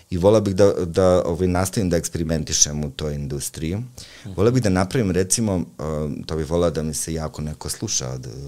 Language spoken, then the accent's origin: Croatian; Užice, Zlatibor District, Serbia; ja sam čovjek seljak iz Užica